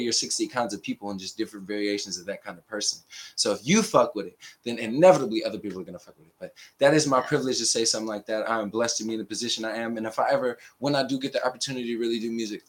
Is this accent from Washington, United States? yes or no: yes; Seattle, Washington, United States; me growing up in Seattle